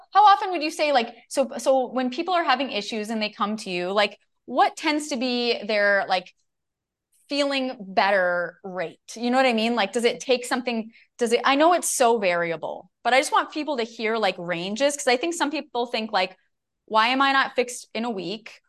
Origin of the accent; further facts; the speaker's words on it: Minnesota, United States; I'm a Minnesotan